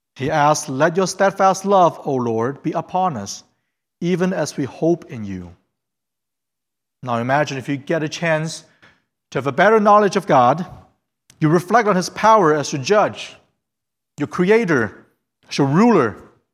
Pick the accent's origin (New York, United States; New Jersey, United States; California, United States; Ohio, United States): Ohio, United States; Fairfield; English is a second language; also born or lived in China / Hamilton, Ohio; I went to middle school in, Ha-, in Fairfield, and I was born in China